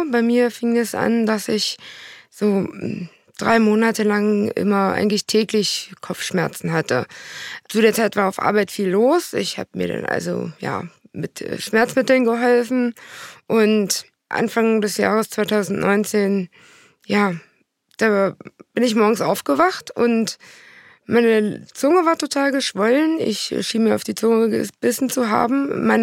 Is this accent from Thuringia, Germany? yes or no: yes; Thuringia, Germany; Ich komme aus Nordthüringen, aus einem ganz kleinen Dorf